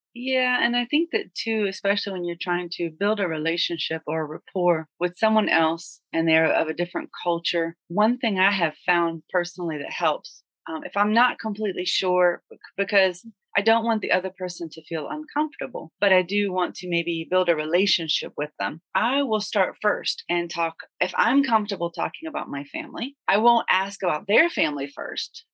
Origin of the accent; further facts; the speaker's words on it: United States; we're both from the United States